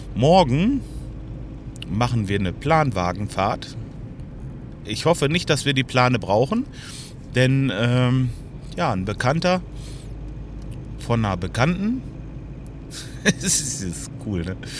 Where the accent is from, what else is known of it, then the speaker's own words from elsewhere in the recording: Lemgo, North Rhine-Westphalia, Germany; hier bei uns in Lemgo